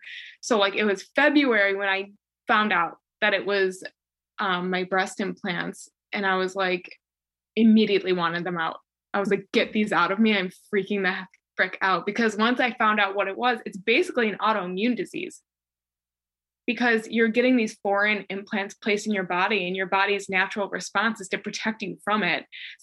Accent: Chicago, Illinois, United States; moved away as an adult; now in North Carolina; I moved from Chicago to North Carolina. And it was just like the first time I ever moved away from home. So it was like moving away from home the first time, like states away from my family

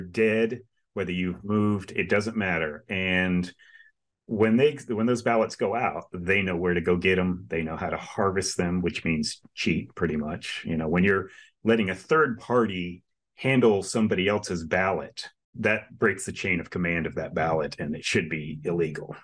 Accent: Florida, United States; I, uh, grew up and born and raised in the state of Florida for fifty plus years

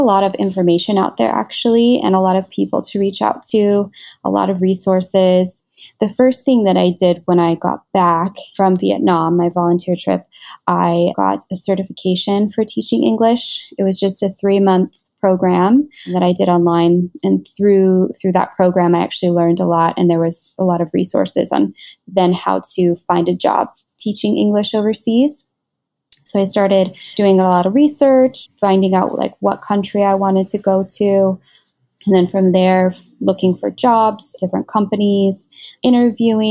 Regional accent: Washington, United States; moved away as an adult; now in Singapore; I was born and raised in Washington State in America

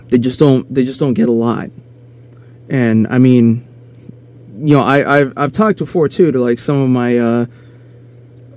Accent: Aberdeen, South Dakota, United States; in my hometown, we had one very small private Catholic school, and then we had, like, you know, Aberdeen Central, which was the school, and it was public

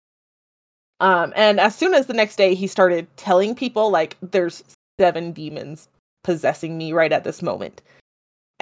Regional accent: United States; I'm American

